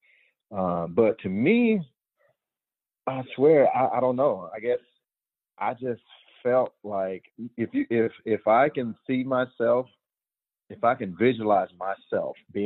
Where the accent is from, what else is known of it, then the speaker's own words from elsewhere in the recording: Georgia, United States; moved away; I was a Georgia boy. I was born in Georgia.